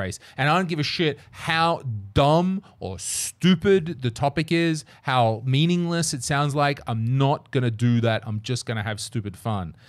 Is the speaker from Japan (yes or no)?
no; Australia; born or raised there